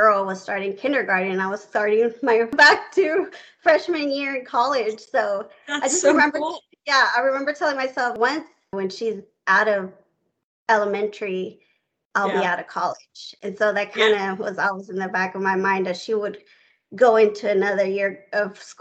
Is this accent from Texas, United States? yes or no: yes; Houston, Texas, United States; I grew up in Houston, Texas.